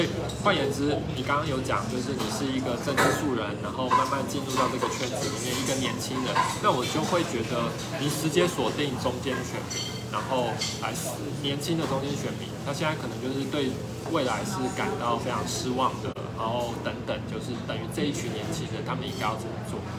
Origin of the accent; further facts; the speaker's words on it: Taiwan; 我们台湾人